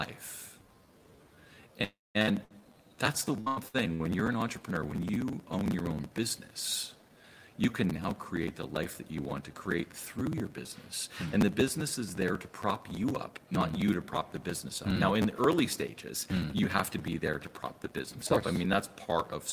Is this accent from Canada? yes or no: yes; Canada; I'm from Canada